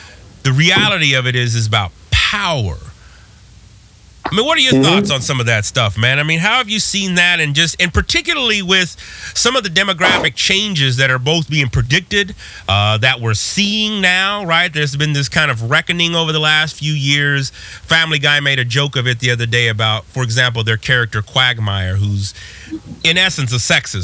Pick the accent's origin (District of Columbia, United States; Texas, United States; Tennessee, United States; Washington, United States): Texas, United States; In high school, growing up in Texas